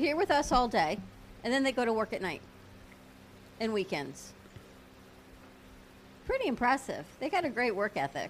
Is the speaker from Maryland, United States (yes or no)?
no; Fort Lauderdale, Florida, United States; when we were growing up on Federal Highway in Fort Lauderdale